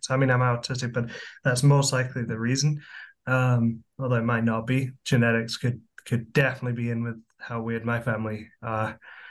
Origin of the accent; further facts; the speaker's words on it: England, United Kingdom; moved away as an adult; now in Canada; I grew up in England, in the UK. I moved here about 5 years ago, and I really like Canada a lot.